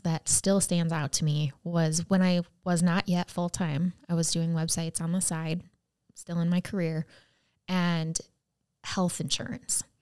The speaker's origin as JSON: {"language": "English", "country": "United States", "said": "so I'd say I'm from the U S"}